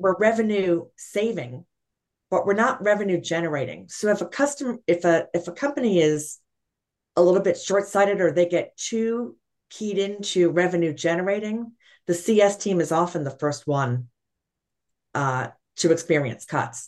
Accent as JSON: {"language": "English", "town": "New York City", "region": "New York", "country": "United States", "said": "I'm a New Yorker by trade"}